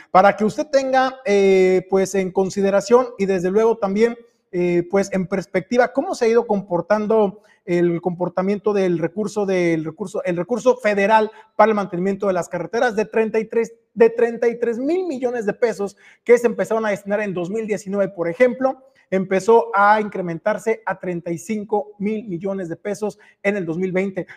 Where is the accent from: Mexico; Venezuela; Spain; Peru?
Mexico